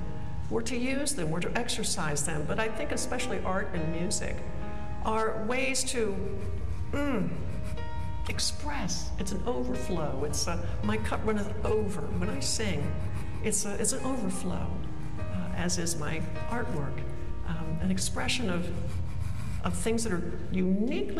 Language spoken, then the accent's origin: English; Maryland, United States; moved away; I miss the East. I'm from Maryland, so I miss snow